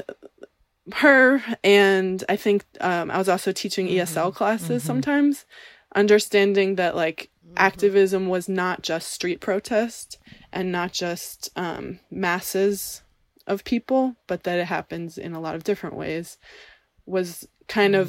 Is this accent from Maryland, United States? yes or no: no; New York City, New York, United States; growing up in the East Village